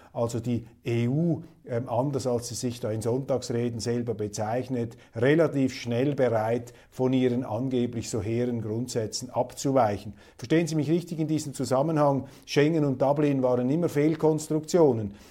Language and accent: German; Switzerland; als Schweizer